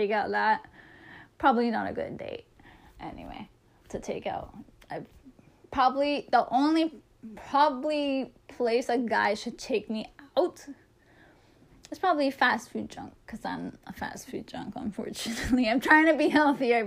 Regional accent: Toronto, Ontario, Canada; I'm a Canadian. I'm from Toronto.

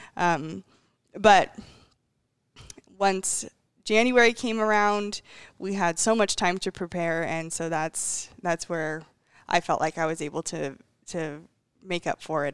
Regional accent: Ellensburg, Washington, United States; I believe I've been to every single Ellensburg rodeo since I've, uh, for the last twenty-three years

